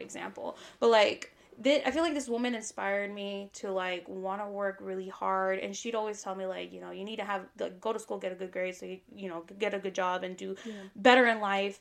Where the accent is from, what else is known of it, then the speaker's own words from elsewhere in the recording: Las Vegas, Nevada, United States; I was born and raised here in Vegas. So I've pretty much been here my entire life